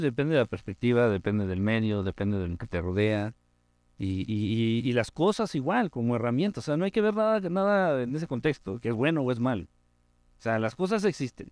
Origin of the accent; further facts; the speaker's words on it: Mexico City, Mexico; crecí y he vivido mucha parte de mi vida en Ciudad de México